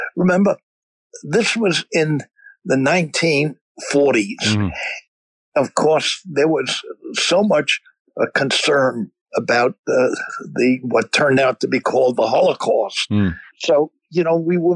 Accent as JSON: {"language": "English", "town": "New York City", "region": "New York", "country": "United States", "tie": "born or raised there", "said": "it was essentially a Jewish ghetto where I grew up in Flatbush."}